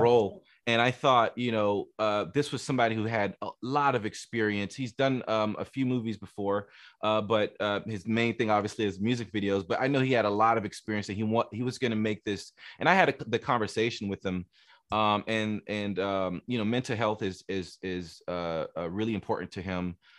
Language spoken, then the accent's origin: English; Miami, Florida, United States; I grew up in Miami